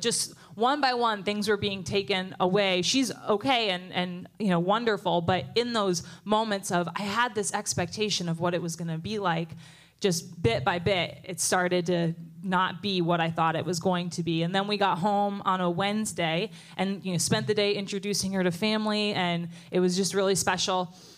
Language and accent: English; New Jersey, United States; moved away as an adult; I grew up in New Jersey